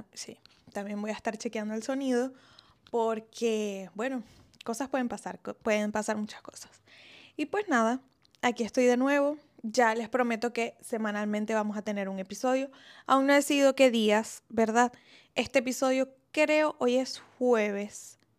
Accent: Venezuela; also born or lived in Italy; now in Colombia; los dos somos venezolanos

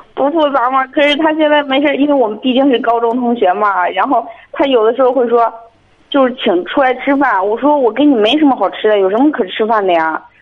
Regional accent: Shijiazhuang, Hebei, China; 我是石家庄的

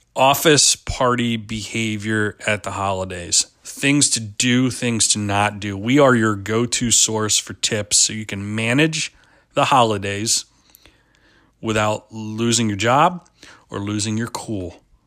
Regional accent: Pennsylvania, United States; moved away; I grew up in Pennsylvania

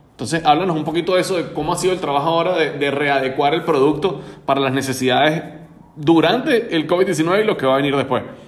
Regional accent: Venezuela; en el caso de nosotros como venezolanos

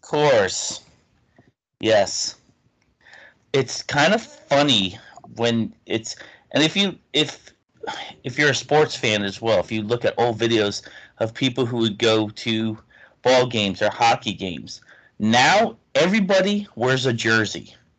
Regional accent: New Haven, Connecticut, United States; We grew up in just outside New Haven, Connecticut

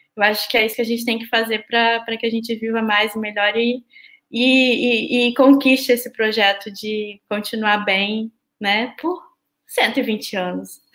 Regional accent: Vitória, Espírito Santo, Brazil; now in Rio de Janeiro, Brazil; na minha cidade natal, que é Vitória

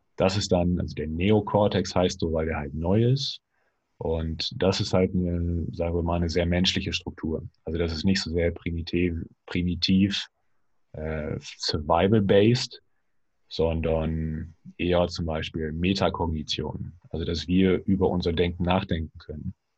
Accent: Germany; wir quasi auch als Deutsche

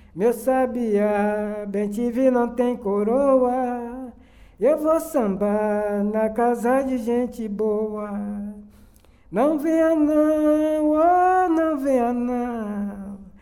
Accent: Cachoeira, Bahia, Brazil; Nasci em Cachoeira

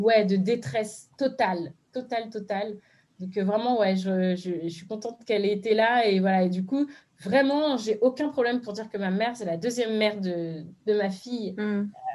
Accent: France; je suis née de parents béninois, je suis née en France, mais du coup, j'y allais très souvent

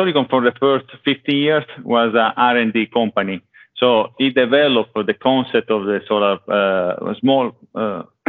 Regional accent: Italy; accent: Italian; English is a second language; now in Sweden; I'm currently in Sweden, but as you can see, listen from my accent, I'm Italian

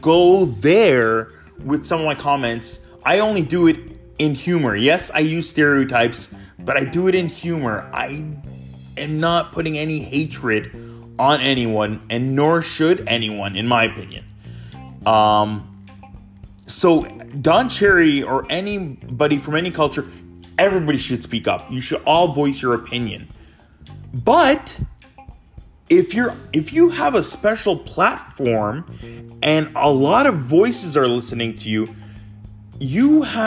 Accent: Brampton, Ontario, Canada; also born or lived in Windsor, Canada; growing up in the GTA, of the greater area of Toronto

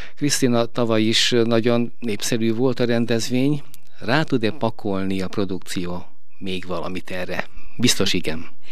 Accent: Veszprém, Veszprém County, Hungary; mint Veszprémi

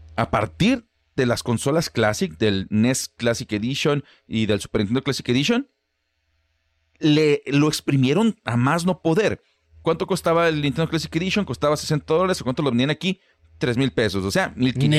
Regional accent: Guanajuato, Mexico; now in Monterrey, Mexico; ninguno de los dos es originario de Monterrey, yo soy de Guanajuato

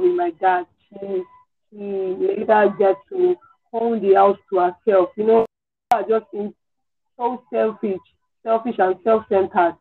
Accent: Ebonyi, Nigeria; I'm from Ebonyi State.

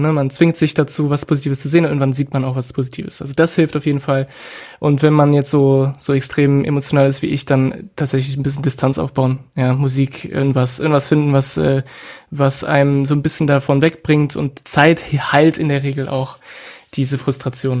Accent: France; now in Germany; ich nicht ähm, in meinem Heimatland äh, lebe

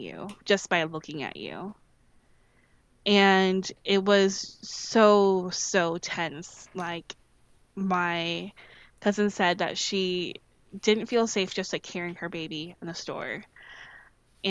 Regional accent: St. Charles, Missouri, United States; also born or lived in St. Louis, Missouri; I lived in St. Louis for part of my life, and then I lived in St. Charles. I think I lived for the biggest hunk of my adolescence

